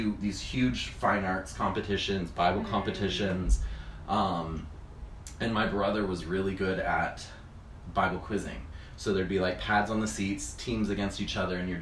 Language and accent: English; Kansas City, Missouri, United States; I was born in Kansas City, Missouri. Mm-hmm. Grew up there with a family of six